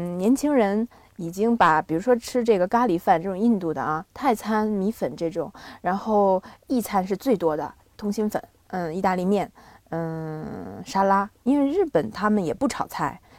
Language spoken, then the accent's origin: Chinese; Binzhou, Shandong, China; moved away as an adult; also born or lived in Tokyo, Japan; 我从小在北方长大